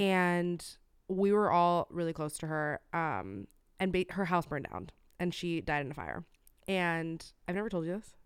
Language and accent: English; Florida, United States; moved away; my home state, Florida